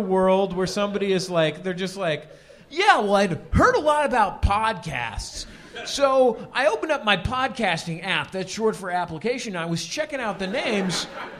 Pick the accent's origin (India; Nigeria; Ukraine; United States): United States; San Francisco, California; born or raised there; moved away